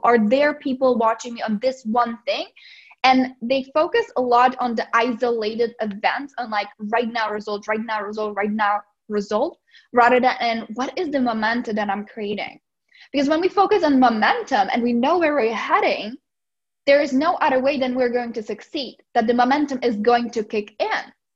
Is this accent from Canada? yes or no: no; Czechia; English is a second language; moved away as an adult; now in United States; I'm originally from the Czech Republic. So that's why I have a little bit of an accent.